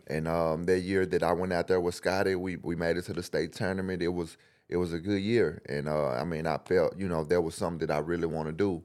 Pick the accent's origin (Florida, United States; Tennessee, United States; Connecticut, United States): Tennessee, United States; Bolivar; also born or lived in Memphis, Tennessee; I'm originally from Bolivar, Tennessee